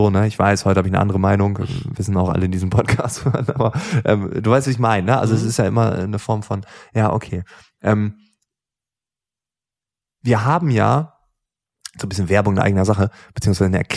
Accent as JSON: {"language": "German", "region": "Lower Saxony", "country": "Germany", "tie": "born or raised there", "said": "da wo ich aufgewachsen bin, Ostfriesland, ähm, Freunde, Nachbarschaft. Es gibt auch in Ostfriesland gefühlt keine Reichen."}